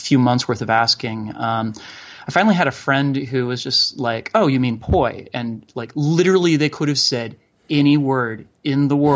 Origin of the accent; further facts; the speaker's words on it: Boulder, Colorado, United States; I'm from Boulder, Colorado